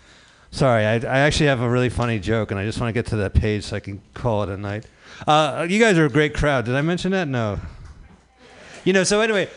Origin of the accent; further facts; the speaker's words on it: New Jersey, United States; And I grew up in New Jersey, so let me just tell you that East Coast pizza delivery robots are fucking better than fucking California pizza delivery robots.